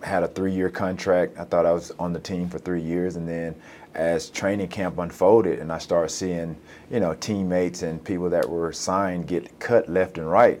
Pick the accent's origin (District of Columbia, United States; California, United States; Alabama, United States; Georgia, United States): Alabama, United States; Alexander City; moved away as an adult; also born or lived in Chattanooga, Tennessee; Benjamin Russell High School in my hometown of Alexander City, Alabama